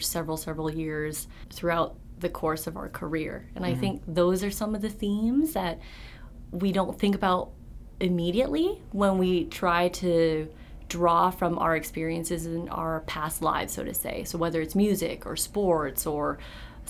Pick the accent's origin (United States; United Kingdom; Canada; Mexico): Canada; Vancouver, British Columbia; moved away as an adult; I was born and raised in Vancouver, British Columbia, stayed there for all of my schooling up until the end of undergrad